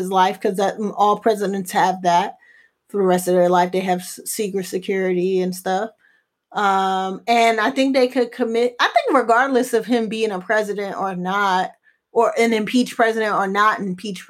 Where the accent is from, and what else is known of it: United States